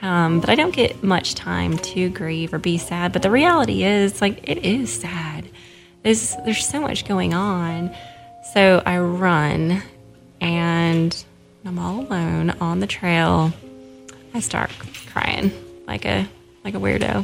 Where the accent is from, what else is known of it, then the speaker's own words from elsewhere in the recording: Seattle, Washington, United States; moved away as an adult; also born or lived in Jackson, Tennessee; now in Oxford, United States; I'm from Seattle and moved to Jackson, Tennessee about 8 years ago